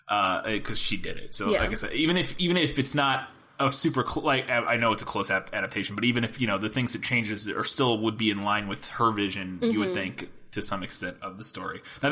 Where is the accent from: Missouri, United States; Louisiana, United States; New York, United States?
Missouri, United States; Since we are from Missouri and live in small town Missouri.